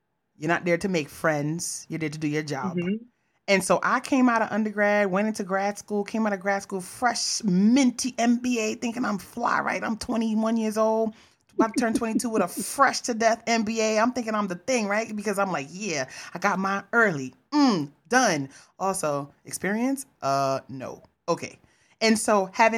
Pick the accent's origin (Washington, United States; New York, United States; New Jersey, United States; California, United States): New York, United States; I'm a New Yorker.